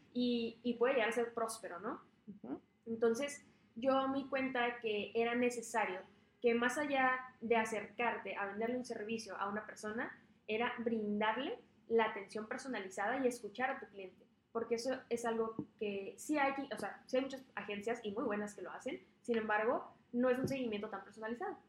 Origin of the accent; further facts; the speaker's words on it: Tijuana, Baja California, Mexico; yo soy eh, originalmente tijuanense, eh, toda mi familia es de Sonora, yo soy la mm. única nacida aquí en Tijuana. Este, pero me gusta demasiado, tanto haber crecido aquí en Tijuana